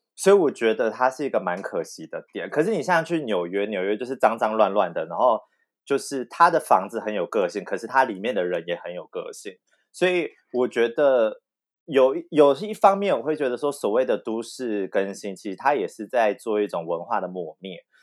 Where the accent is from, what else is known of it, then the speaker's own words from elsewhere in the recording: Tainan, Taiwan; 身为一个台南人